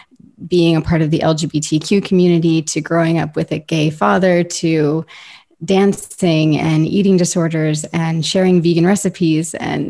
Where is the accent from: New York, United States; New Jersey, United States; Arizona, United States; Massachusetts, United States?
New York, United States; New York City; also born or lived in Ohio, United States / Tennessee, United States / Florida, United States; I was born in New York City. I grew up partially in New York, partially in Ohio, moved to Tennessee, moved to Florida, moved back to Ohio, moved back to Florida.